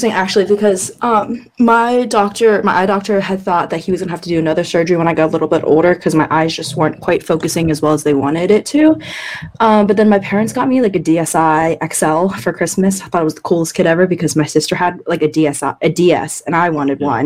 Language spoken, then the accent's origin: English; China; born there; I was born in China and I was born with cataracts. Um, and China mm-hmm. didn't like remove my cataracts till I was three and a half years old.